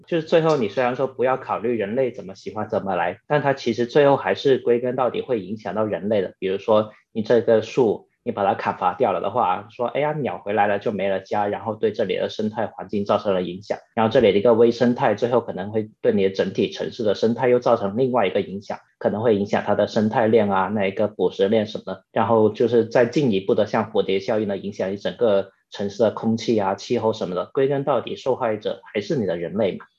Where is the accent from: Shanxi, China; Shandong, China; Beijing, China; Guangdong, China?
Guangdong, China; 然后小时候在那个学校里面跟那些小伙伴玩，就其实很多时候都是在那片榕树下面玩耍。因为大家都知道，广东的那个地区在夏天的时候其实是热的不行